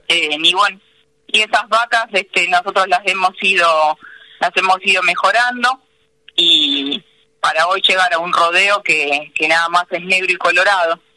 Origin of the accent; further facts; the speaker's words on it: Paso del Rey, Buenos Aires Province, Argentina; yo nací en Paso del Rey, soy hija de una familia de comerciantes.